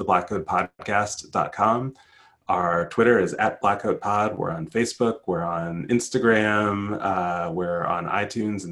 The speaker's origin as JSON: {"language": "English", "country": "United States", "tie": "born or raised there", "said": "I grew up in the United States."}